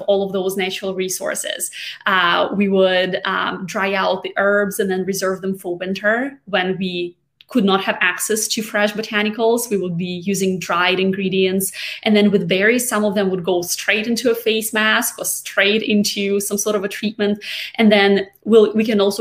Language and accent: English; Siberia, Russia; moved away as an adult; now in United States; I'm actually from Siberia